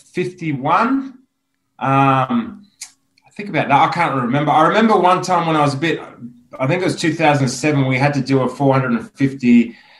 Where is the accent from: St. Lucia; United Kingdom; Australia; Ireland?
Australia; Penrith, New South Wales; moved away as an adult; also born or lived in Springwood / France; I was born in Nepean Hospital. Yeah, nice. So full Penrith boy.